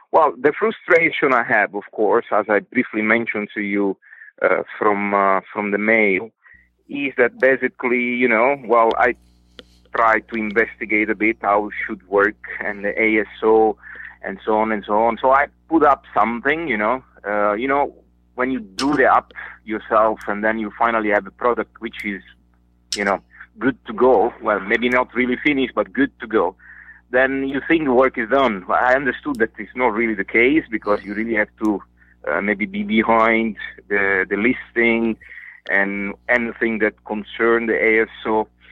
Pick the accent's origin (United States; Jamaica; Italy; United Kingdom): Italy; moved away as an adult; now in Singapore; I'm Italian